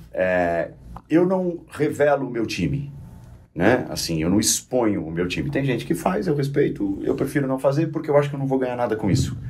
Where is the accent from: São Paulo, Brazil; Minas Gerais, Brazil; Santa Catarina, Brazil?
São Paulo, Brazil; São Caetano do Sul; eu sou de São Caetano